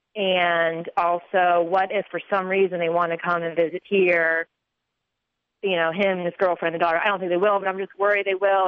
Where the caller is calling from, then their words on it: Charlotte, North Carolina, United States; I'm calling from Charlotte, North Carolina